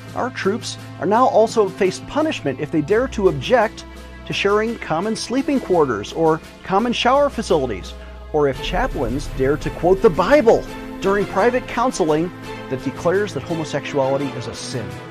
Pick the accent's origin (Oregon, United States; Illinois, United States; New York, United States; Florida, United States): New York, United States; Buffalo; now in Colorado, United States; in Buffalo, New York which is my hometown